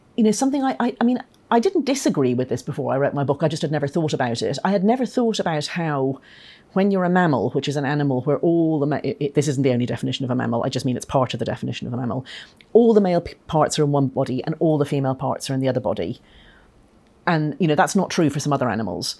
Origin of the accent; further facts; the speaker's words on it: Ireland; moved away; I'm Irish